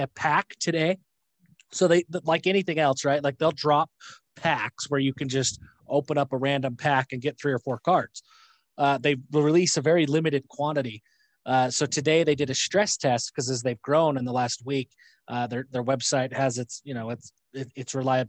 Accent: Lewiston, Utah, United States; also born or lived in Logan, Utah; I was born in Logan, Utah. My first, and then I moved to Lewiston, Utah, where my grandparents still live, where my parents are both from

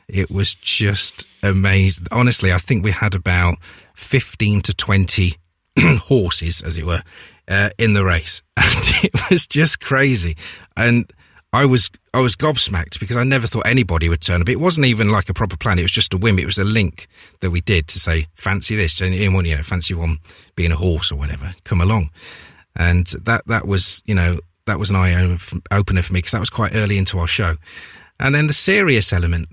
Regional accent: Leicester, East Midlands, United Kingdom; I'm from Leicester

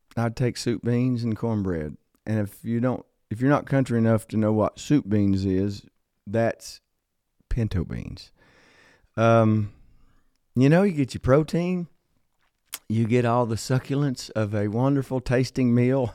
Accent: Logan, West Virginia, United States; I was born in a small coal town in southern West Virginia called Logan, West Virginia

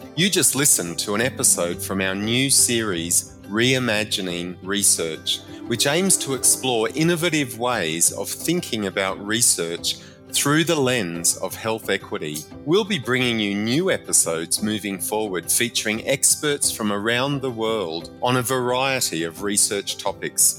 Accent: Australia; accent: Australian; my Australian accent

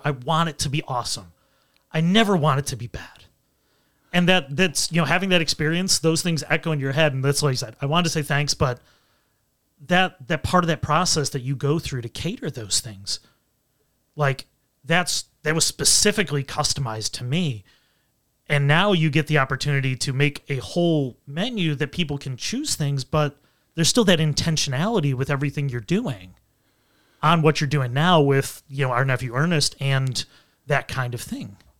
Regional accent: Buffalo, New York, United States; growing up in Western New York, you know, Buffalo and Rochester

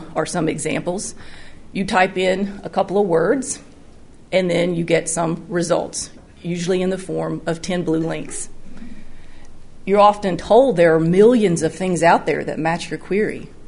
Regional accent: North Alabama, United States; moved away as an adult; now in Tennessee, United States; I grew up in North Alabama, just over the border

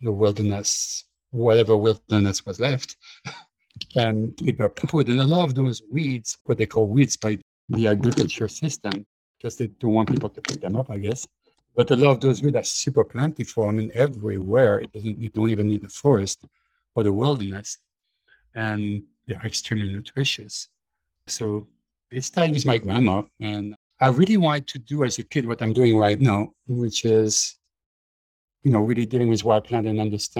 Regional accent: Belgium; moved away; When I grew up in Belgium, we were pretty much self-sufficient

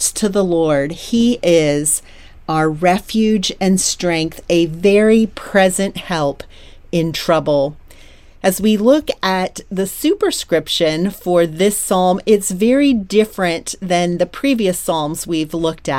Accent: Troy, Pennsylvania, United States; was growing up in Troy, Pennsylvania.

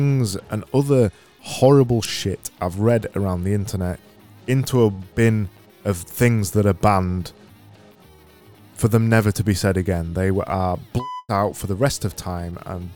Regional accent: Yorkshire and the Humber, United Kingdom; accent: Yorkshire; my Yorkshire accent

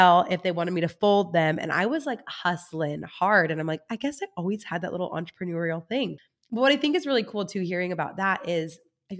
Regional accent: Central Coast, California, United States; right here in my hometown area

